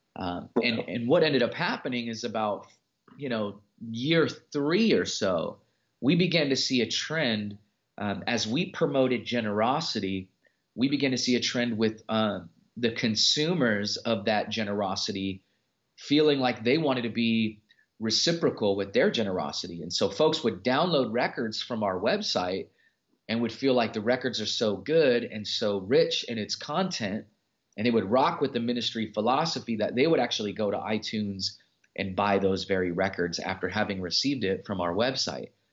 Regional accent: Los Angeles, California, United States; I'm from the Los Angeles area

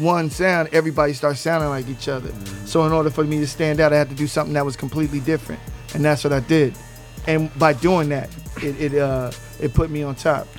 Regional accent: West Coast, United States; I'm from the West Coast. I don't do cadence.

